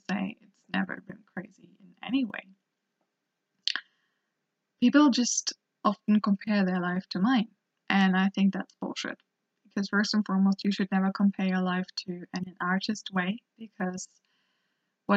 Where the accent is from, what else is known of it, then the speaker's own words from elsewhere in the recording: Hamburg, Germany; I was born and raised in Germany, up north in Hamburg, and it's a little village near there.